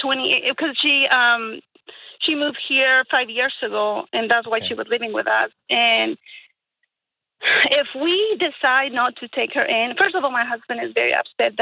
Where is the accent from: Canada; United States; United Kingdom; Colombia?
Colombia; The thing is that we are from Colombia, and in our community, if you are a woman, you don't get out of the house until you're married.